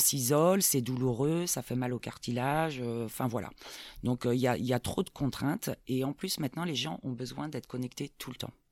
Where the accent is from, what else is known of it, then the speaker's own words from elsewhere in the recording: Saint-Herblain, Pays de la Loire, France; moved away as an adult; also born or lived in California; now in Grenoble, France; j'ai grandi à Nantes, hein. Saint-Herblain exactement